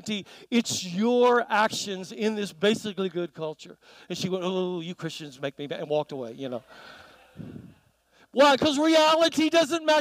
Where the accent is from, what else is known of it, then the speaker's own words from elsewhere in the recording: South Carolina, United States; moved away; also born or lived in New Zealand; growing up in South Carolina